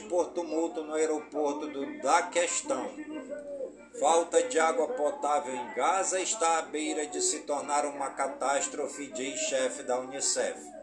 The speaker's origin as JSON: {"language": "Portuguese", "town": "Careiro da Várzea", "region": "Amazonas", "country": "Brazil", "tie": "born or raised there", "said": "Careiro da Vaza, minha cidade natal"}